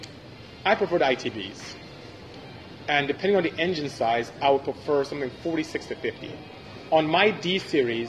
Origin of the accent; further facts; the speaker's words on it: Nigeria; first language Igbo; English is a second language; moved away; I'm from Nigeria. I'm Igbo